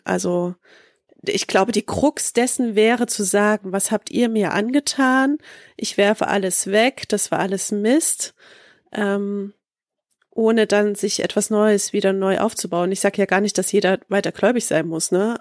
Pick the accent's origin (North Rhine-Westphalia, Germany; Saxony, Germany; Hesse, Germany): Saxony, Germany; Leipzig; ich komme ja in Leip aus Leipzig